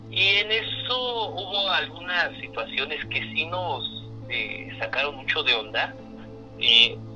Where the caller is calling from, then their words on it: Nezahualcóyotl, State of Mexico, Mexico; Este, hablo de aquí de Ciudad Neza.